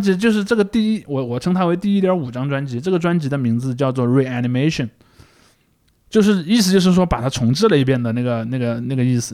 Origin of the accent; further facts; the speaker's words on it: southern Shaanxi, China; 庞麦朗老家离我家挺近的，他在啊。陕西南部嘛